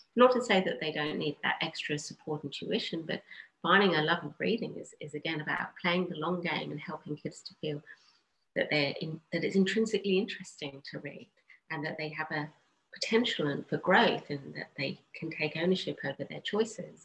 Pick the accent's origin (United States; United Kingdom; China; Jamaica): United Kingdom; England; I grew up in England